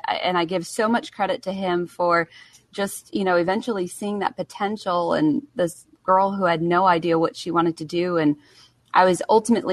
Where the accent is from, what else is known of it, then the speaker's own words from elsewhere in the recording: Connecticut, United States; moved away as an adult; also born or lived in Johnson City, Tennessee; I'm originally from Connecticut